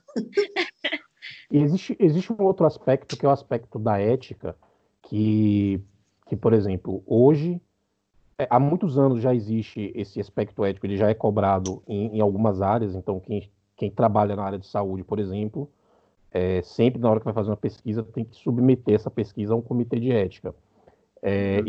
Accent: Bahia, Brazil; now in Uruguay; eu sou da Bahia, mas estou morando agora no Uruguai

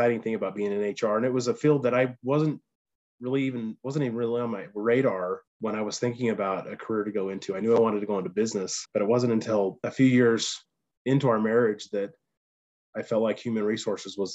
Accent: United States; moved away; also born or lived in Texas; we all grew up in Bear Lake

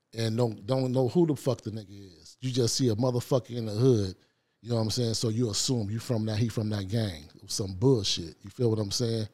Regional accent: Los Angeles, California, United States; I grew up on the, in South Central L A, on the east side

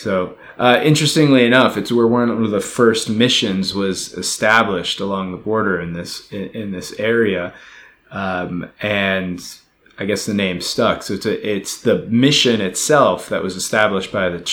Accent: United States; from my perspective as an American

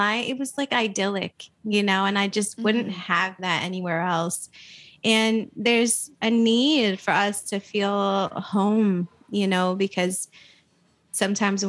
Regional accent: Flint, Michigan, United States; born or raised there; also born or lived in Saudi Arabia / New Mexico / Ann Arbor

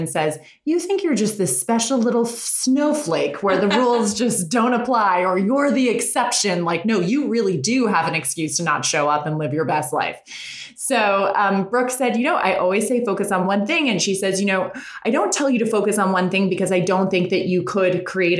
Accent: Westchester, New York, United States; moved away as an adult; now in Los Angeles, United States; We grew up in New York in a small town in Westchester.

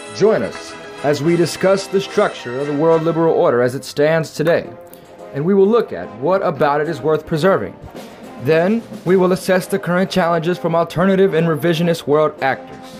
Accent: United States; I'm an American, I'm patriotic, I love this country

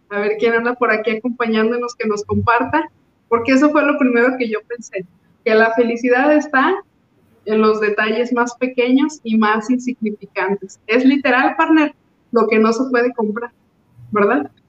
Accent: Mexico; esos somos los mexicanos

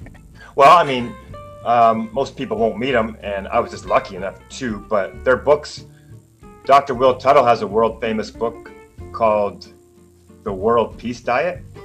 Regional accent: Canada; moved away as an adult; now in Taiwan; growing up in Canada as a kid

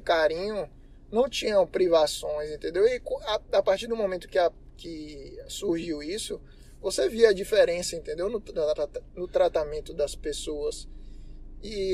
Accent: Salvador, Bahia, Brazil; sou baiano, soteropolitano

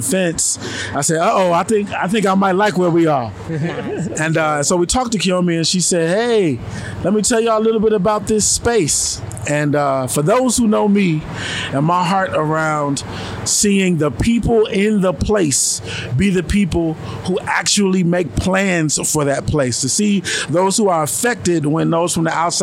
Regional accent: Chicago, Illinois, United States; I'm from Chicago

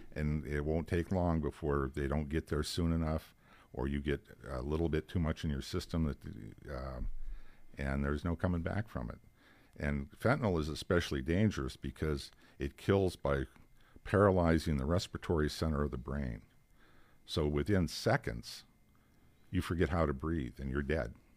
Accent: Girard, Pennsylvania, United States; all the years that I was in Girard, my hometown, I knew everybody that I buried

